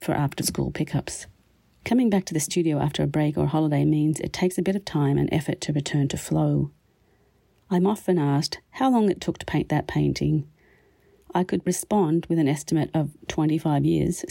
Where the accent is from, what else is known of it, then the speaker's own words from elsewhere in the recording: Australia; also born or lived in Winnipeg, Canada; now in Canada; my Canadian home as well as my Australian beginnings